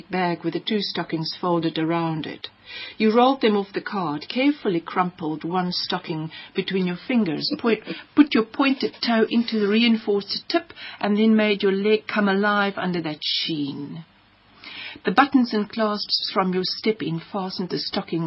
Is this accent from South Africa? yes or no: yes; South Africa; also born or lived in Namibia; I'm archetypally South African